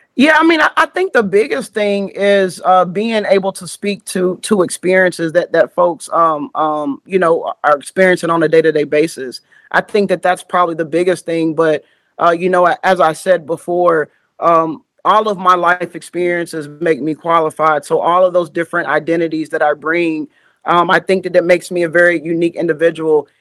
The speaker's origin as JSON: {"language": "English", "town": "Richmond", "region": "Kentucky", "country": "United States", "moved": "yes", "lives_now": "Louisville, United States", "said": "I live in Louisville, but I'm from Richmond, Kentucky"}